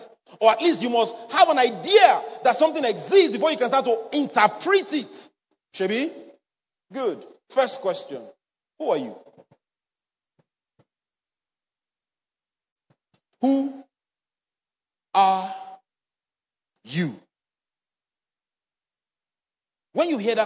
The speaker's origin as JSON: {"language": "English", "region": "Edo", "country": "Nigeria", "tie": "born or raised there", "accent": "Benin", "said": "I'm from Edo State. I was born, bred there. So no matter the English I know and I speak, sometimes my Benin tongue used to come out."}